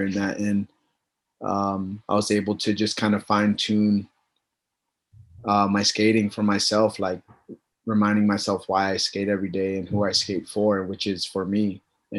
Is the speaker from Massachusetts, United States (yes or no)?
yes; Lowell, Massachusetts, United States; also born or lived in Puerto Rico; I was born in Puerto Rico, but raised in Lowell, Mass